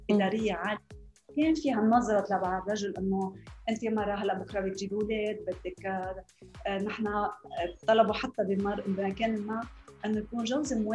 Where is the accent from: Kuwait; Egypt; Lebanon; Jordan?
Lebanon; moved away as an adult; now in Dubai, United Arab Emirates; أنا لبنانية آه، خلقت بلبنان بوقت الحرب